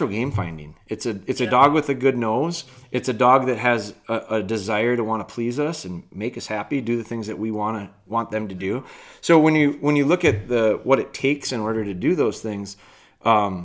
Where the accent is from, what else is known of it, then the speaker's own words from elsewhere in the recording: Wisconsin, United States; I'm from Wisconsin, and up here, you know, the deer hunting culture is really strong. And I was raised a deer hunter.